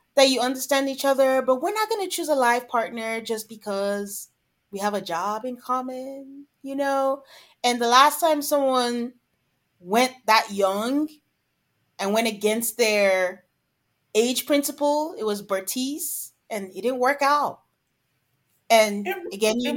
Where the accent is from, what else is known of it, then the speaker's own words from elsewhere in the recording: Nigeria; moved away; I'm from Nigeria